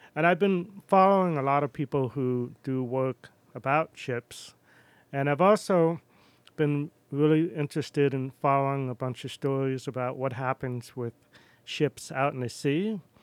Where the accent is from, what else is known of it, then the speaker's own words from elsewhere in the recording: Wellfleet, Massachusetts, United States; accent: New York; also born or lived in New York City / Boston / Philadelphia / Rome, Italy; now in Astoria, United States; I grew up in Cape Cod